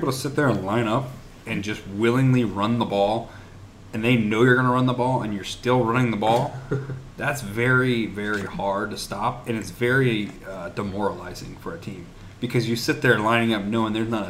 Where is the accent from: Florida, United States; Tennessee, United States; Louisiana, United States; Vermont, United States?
Florida, United States; St. Johns / Clay County, Jacksonville area; even though we're from St. John's Clay or whatever.